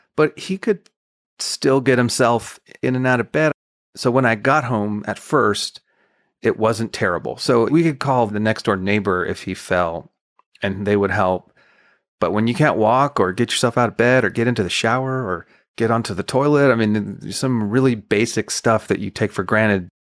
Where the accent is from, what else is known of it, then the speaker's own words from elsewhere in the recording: El Paso, Texas, United States; moved away as an adult; also born or lived in Nashville; I'm from El Paso. I ended up in Nashville as a songwriter